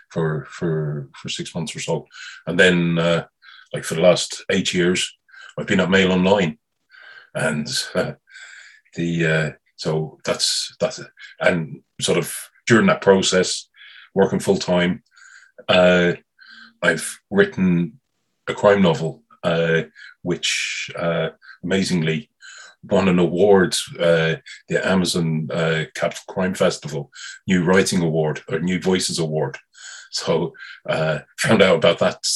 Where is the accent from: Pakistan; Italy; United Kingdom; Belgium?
United Kingdom; London; moved away; also born or lived in Galway, Ireland / Dublin, Ireland; I was born in North London